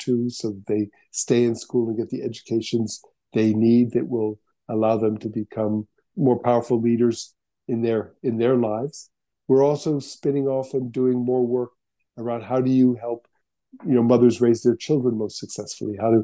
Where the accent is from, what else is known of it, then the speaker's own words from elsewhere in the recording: United States; as an American